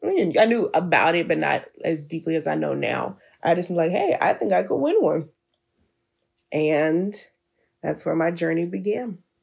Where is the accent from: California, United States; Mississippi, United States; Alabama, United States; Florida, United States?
Alabama, United States; Birmingham; moved away; I was back in Alabama in my hometown of Birmingham.